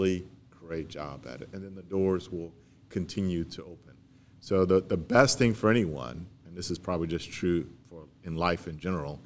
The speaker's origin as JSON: {"language": "English", "area": "St. Landry Parish", "region": "Louisiana", "country": "United States", "tie": "born or raised there", "also_born_or_lived": "Baton Rouge", "said": "I grew up in St. Landry Parish, and but I lived in Baton Rouge for such a long time"}